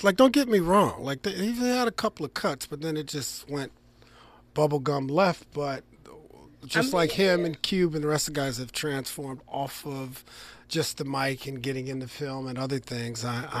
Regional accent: Trenton, New Jersey, United States; born there; And I was born in Trenton, which is adjacent city.

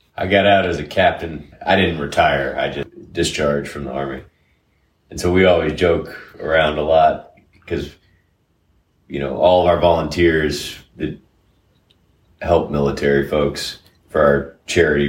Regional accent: Sarasota, Florida, United States; I grew up in uh, Sarasota, Florida.

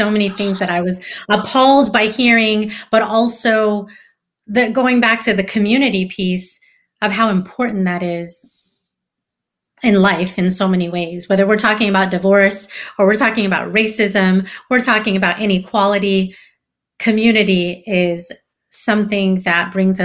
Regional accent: San Francisco, California, United States; I live in California. I see a lot of crappy things happening here in my hometown, San Francisco

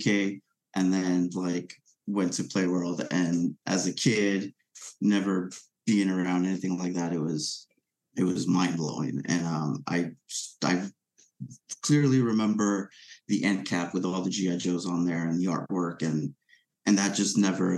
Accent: Venezuela; moved away; I grew up in Venezuela

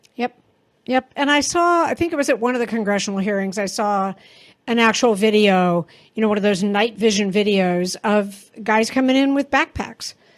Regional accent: Texas, United States; moved away; I was born in Texas and had family there

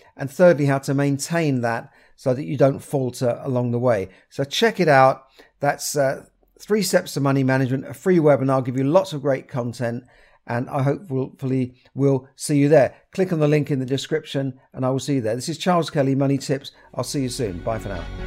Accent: London, United Kingdom; where I grew up in Camden.

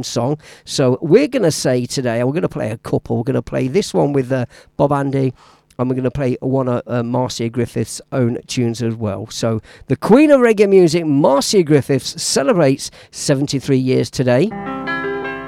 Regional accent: Leicester, East Midlands, United Kingdom; moved away; my hometown of Leicester

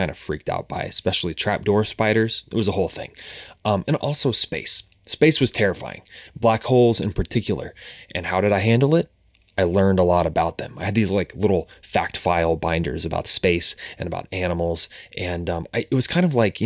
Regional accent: Cincinnati, Ohio, United States; moved away; We're both originally from Cincinnati, Ohio

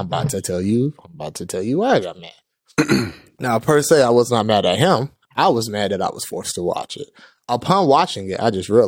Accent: Florida, United States; I'm from Florida

